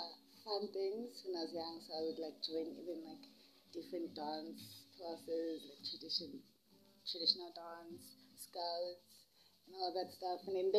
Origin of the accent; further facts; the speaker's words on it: Soweto, Gauteng, South Africa; born there; I was born in Soweto.